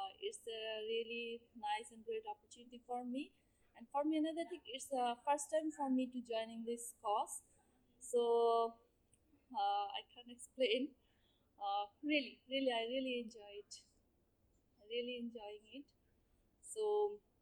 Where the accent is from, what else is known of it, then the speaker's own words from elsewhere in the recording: Bangladesh; from Bangladesh